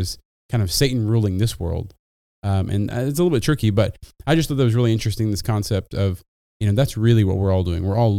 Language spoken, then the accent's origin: English; United States; as an American